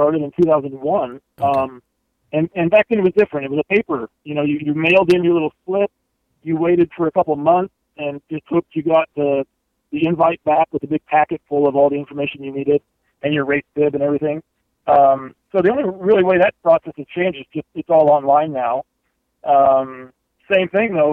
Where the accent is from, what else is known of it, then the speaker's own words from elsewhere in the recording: Kansas, United States; moved away as an adult; now in Leadville, United States; I'm from Kansas